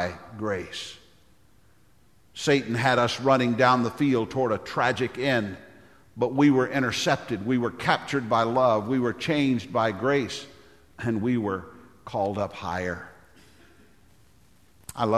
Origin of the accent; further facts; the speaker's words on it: Nashville, Tennessee, United States; we're from Nashville